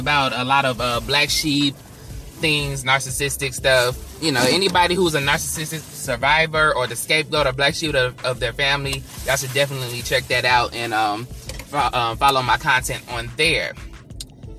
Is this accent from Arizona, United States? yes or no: no; Temple, Texas, United States; my hometown of Temple, Texas